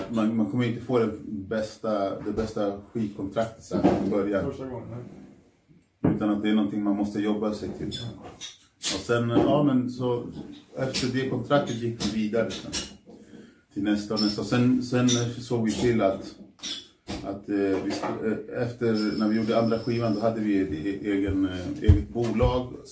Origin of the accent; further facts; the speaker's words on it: Norsborg, Stockholm County, Sweden; För att jag, jag var ändå från Norsborg.